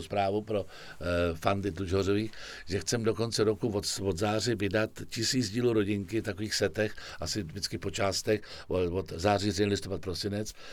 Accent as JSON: {"language": "Czech", "region": "Prague", "country": "Czechia", "tie": "born or raised there", "also_born_or_lived": "Vršovice, Prague", "said": "jsem byl na těch Vinohradech leta"}